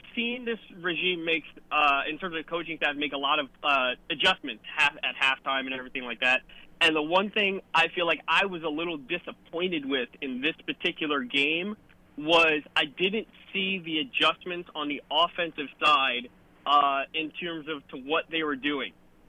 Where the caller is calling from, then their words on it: New Jersey, United States; calling from New Jersey.